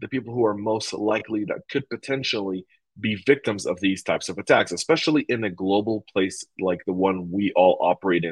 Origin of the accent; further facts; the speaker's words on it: Denver, Colorado, United States; moved away; I'm coming to you a mile above sea level in my hometown of Denver, Colorado